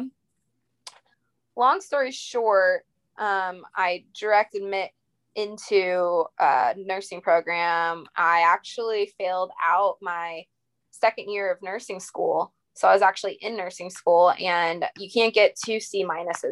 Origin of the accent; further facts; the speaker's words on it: Indiana, United States; moved away as an adult; also born or lived in Long Island, New York; now in Tampa, United States; I'm originally from Long Island, New York, lived in Indiana, grew up there since I was 5